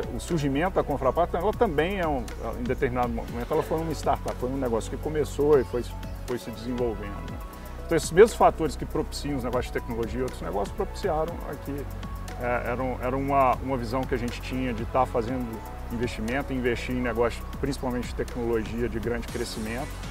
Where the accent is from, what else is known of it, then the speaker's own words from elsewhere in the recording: Minas Gerais, Brazil; eu acho que a gente ainda como mineiro